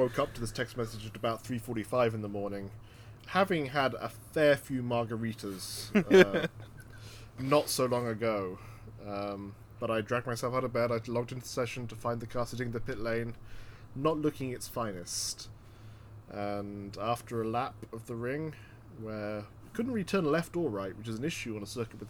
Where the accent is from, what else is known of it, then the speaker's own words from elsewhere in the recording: New York, United States; upstate New York, my home state in America